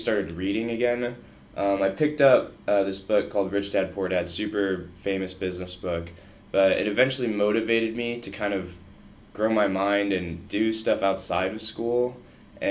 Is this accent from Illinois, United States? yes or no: yes; Bloomington, Illinois, United States; moved away as an adult; also born or lived in Texas; now in Columbia, United States; Everyone in my town went to ISU because I was from Bloomington Normal